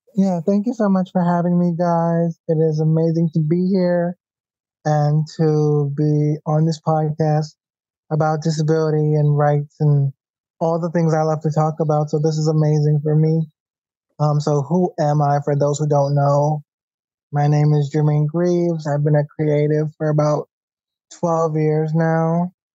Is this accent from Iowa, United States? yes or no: no; New York City, New York, United States; As a New Yorker, um, we know how the trains are, we know how the buses are